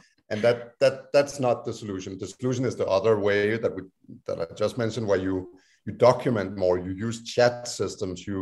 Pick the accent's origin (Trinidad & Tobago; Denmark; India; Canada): Denmark; now in United States; my home country, Denmark